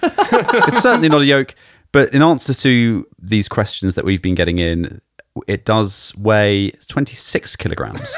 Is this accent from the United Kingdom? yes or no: yes; United Kingdom; as a Brit growing up